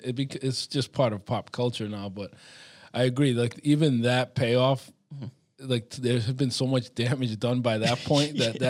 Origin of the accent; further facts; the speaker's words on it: Providence, Rhode Island, United States; I grew up in Providence